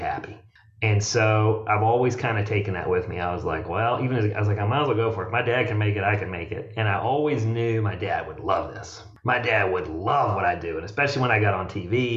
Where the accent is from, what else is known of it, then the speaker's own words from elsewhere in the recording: Richmond, Virginia, United States; moved away as an adult; also born or lived in Bon Air; Born and raised, man. I just moved 2 years ago. So the first 47 years of my life, I grew up in Bon Air